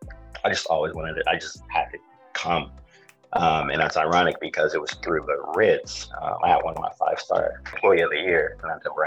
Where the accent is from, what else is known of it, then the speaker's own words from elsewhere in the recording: Aurora, Colorado, United States; moved away as an adult; also born or lived in Florida / Michigan; now in New York, United States; originally born in Florida, lived in Michigan. But yeah, I was raised in Colorado, Aurora, Colorado. I believe I moved out there when I was about 3 years old. And yeah, I lived out there for the majority of my life.